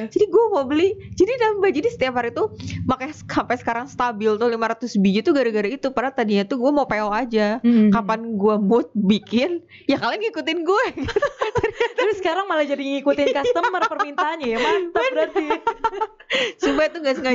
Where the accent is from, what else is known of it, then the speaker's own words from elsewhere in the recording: Bandung, West Java, Indonesia; born there; Terus gue lahir di Bandung dan pas tahun kemarin lebaran 2019 itu gue di rumah itu bikin pempek nyobain.